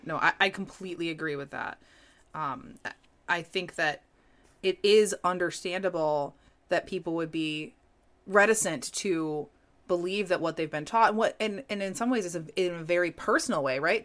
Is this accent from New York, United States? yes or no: yes; New York, United States; growing up in New York